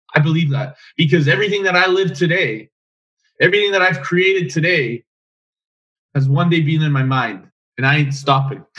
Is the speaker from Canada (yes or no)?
yes; Edmonton, Alberta, Canada; I'm mm from Edmonton.